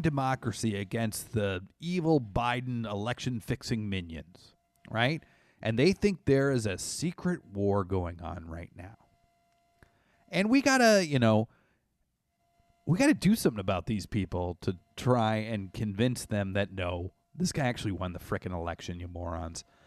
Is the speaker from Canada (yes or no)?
yes; Canada; I grew up in Canada